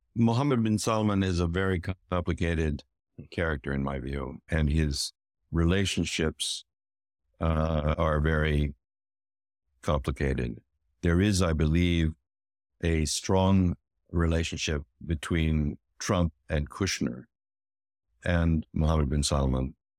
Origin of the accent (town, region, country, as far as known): United States